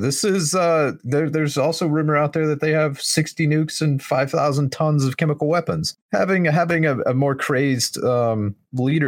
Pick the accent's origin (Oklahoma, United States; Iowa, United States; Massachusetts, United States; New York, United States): Oklahoma, United States; my hometown, the area that I grew up